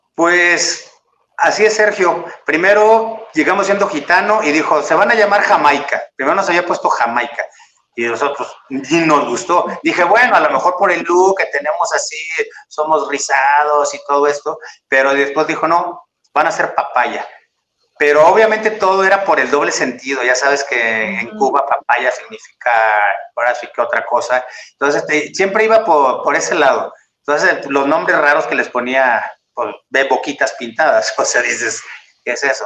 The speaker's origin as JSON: {"language": "Spanish", "town": "Ciudad Victoria", "region": "Tamaulipas", "country": "Mexico", "moved": "as an adult", "lives_now": "Mexico City, Mexico", "said": "como soy de Ciudad Victoria"}